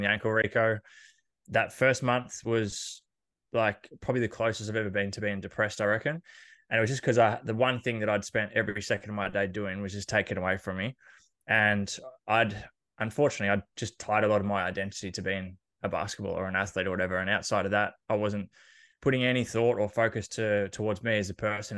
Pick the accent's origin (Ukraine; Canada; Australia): Australia; Horsham, Victoria; I grew up in Horsham in Country Victoria